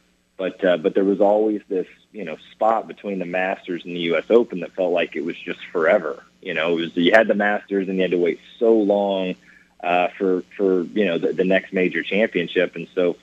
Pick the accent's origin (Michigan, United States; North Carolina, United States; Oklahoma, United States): Oklahoma, United States; Stillwater; moved away as an adult; also born or lived in Rochester, New York / Washington, D.C.; I grew up in Stillwater